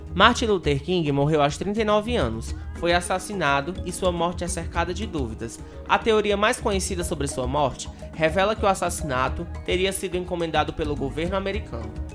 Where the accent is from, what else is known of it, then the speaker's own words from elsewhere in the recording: Fortaleza, Ceará, Brazil; a gente aqui do, do RC, a gente é da cidade de Fortaleza